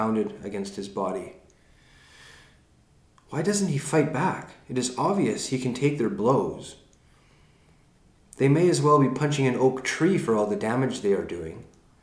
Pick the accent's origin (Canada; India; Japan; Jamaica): Canada; being Canadian